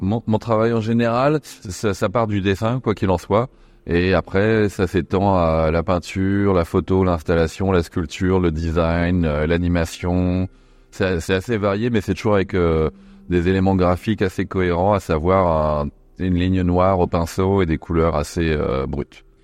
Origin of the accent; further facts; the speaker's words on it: Nantes, Pays de la Loire, France; J'ai grandi à Nantes, donc il y avait Royal Deluxe